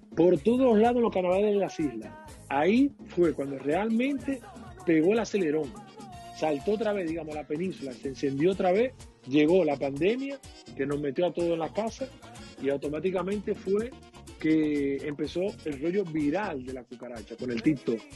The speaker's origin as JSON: {"language": "Spanish", "country": "Dominican Republic", "moved": "yes", "lives_now": "Canary Islands, Spain", "said": "yo soy dominicano"}